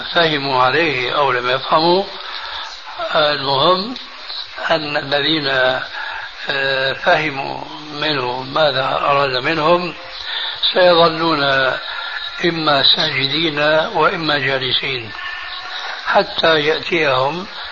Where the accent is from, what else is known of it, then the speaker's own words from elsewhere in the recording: Syria; عندنا في سوريا